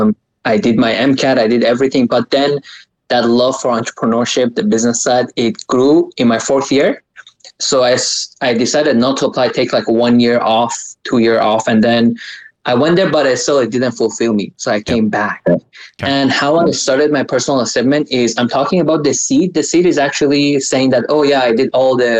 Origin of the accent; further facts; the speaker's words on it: Canada; I'm Canadian as well.